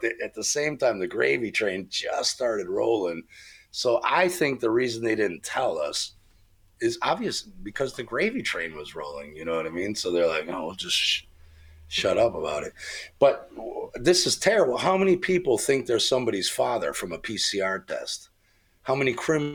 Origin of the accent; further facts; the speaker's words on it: United States; moved away; I grew up in America.